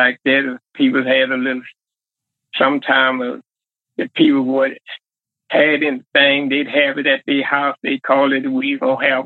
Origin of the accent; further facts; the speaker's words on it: Carthage, Mississippi, United States; I'm from Carthage, Mississippi